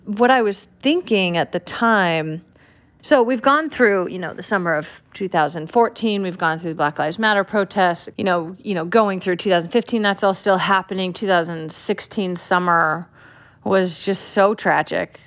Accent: California, United States; I'm from California

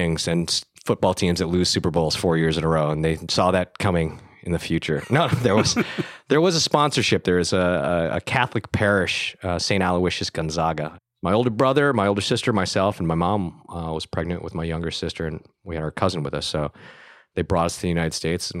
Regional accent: Vietnam; Originally from Vietnam.

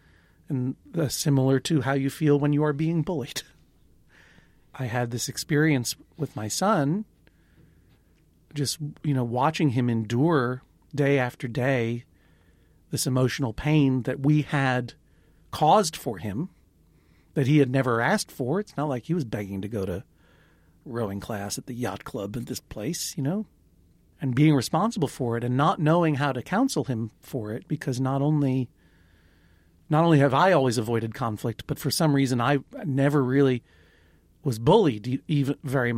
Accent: Brooklyn, New York, United States; I'm from Brooklyn, New York.

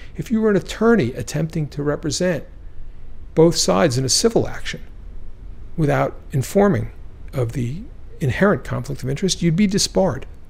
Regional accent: Baltimore, Maryland, United States; I'm from Baltimore

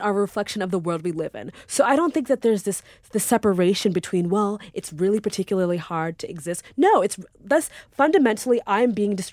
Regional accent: New York, United States; I grew up on Long Island.

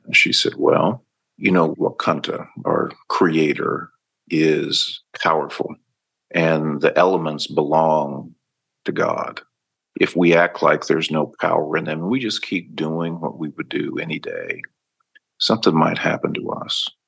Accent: Blackfeet Nation, Montana, United States; I'm from the Blackfoot Nation

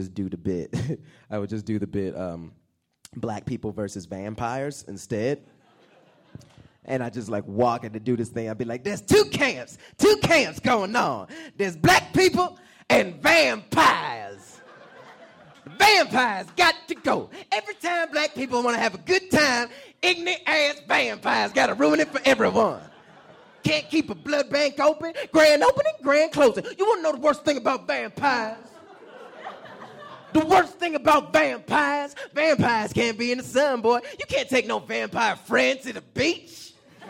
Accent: Atlanta, Georgia, United States; I'm from Atlanta

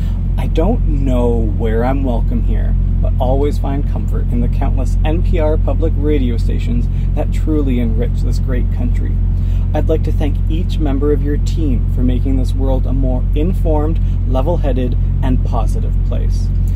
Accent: Canada; I'm a Canadian trans woman and international truck driver.

